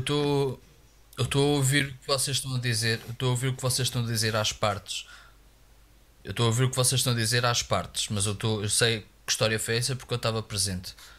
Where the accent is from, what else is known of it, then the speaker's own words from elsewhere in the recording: Viana do Castelo, Norte, Portugal; eu venho de Viana do Castelo